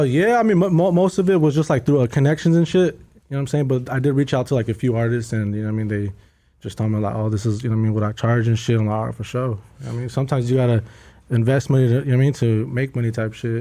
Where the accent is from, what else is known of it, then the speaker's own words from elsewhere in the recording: North Bay, California, United States; moved away; I'm from the North Bay, uh, which is like uh, San Rafael all the way to uh, Santa Rosa